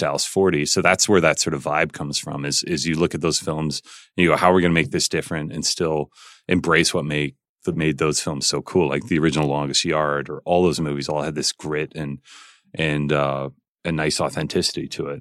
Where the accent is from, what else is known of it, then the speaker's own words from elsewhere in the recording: Calgary, Alberta, Canada; I was growing up in Calgary